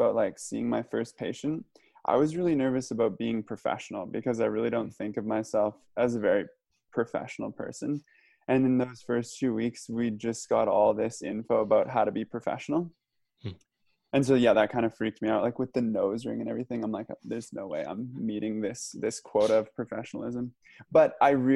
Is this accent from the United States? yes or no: no; Nelson, British Columbia, Canada; also born or lived in Hamilton, Ontario; I grew up in Nelson, BC, which is a small town in the southeast corner of BC.